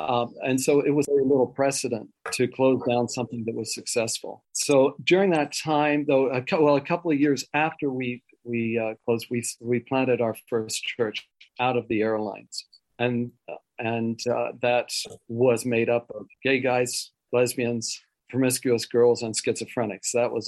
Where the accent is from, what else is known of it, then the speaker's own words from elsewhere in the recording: Switzerland; born there; also born or lived in Wales; I was born in Switzerland of missionary parents, went to boarding school in Wales for 9 years.